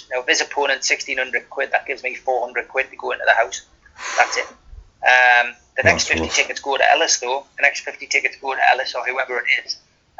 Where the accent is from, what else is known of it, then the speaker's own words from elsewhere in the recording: South Shields, North East England, United Kingdom; born there; my hometown on the South Shields. Although I never lived there, I was born there.